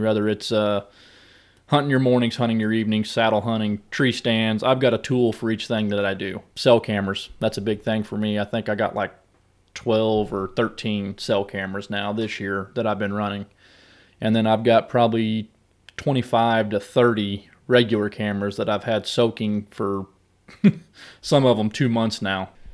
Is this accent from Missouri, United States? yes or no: yes; Southwest Missouri, United States; now in Columbia, United States; I grew up in Southwest Missouri, down in the hardwoods